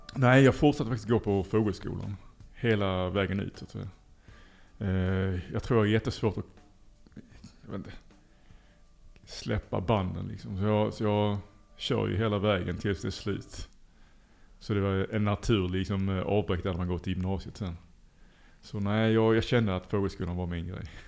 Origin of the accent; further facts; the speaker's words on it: Lund, Skåne, Sweden; moved away as an adult; now in Liberia; jag är född i Lund